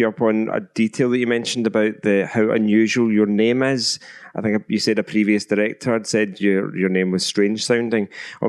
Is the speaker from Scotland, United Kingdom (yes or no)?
yes; Clydebank, Scotland, United Kingdom; also born or lived in Glasgow; my hometown is Clydebank, the town on the banks of the Clyde.